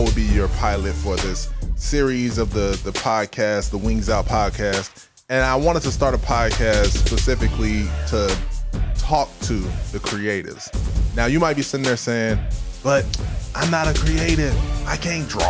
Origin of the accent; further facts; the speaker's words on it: Ghana; moved away; I am Ghanaian. I'm an African boy